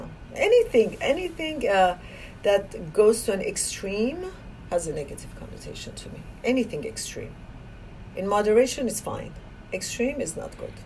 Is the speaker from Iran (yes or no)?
yes; Iran; moved away as an adult; now in United States; I was born in Iran